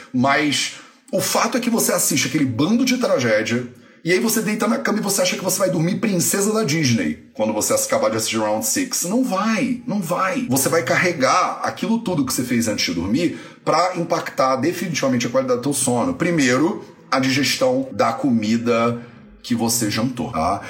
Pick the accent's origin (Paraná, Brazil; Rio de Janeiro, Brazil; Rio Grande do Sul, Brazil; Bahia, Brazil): Rio de Janeiro, Brazil; Resende; Eu nasci em Resende, né? Então, tecnicamente, eu sou resendense